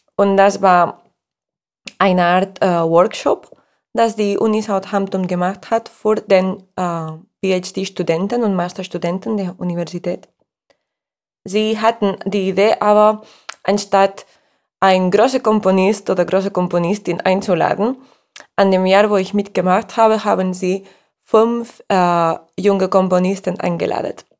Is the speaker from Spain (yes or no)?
yes; Spain; German is a second language; als Spanierin